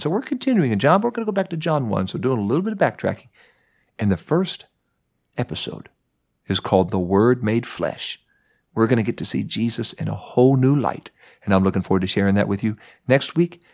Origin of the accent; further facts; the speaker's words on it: Mount Vernon, Ohio, United States; I was growing up in Mount Vernon, Ohio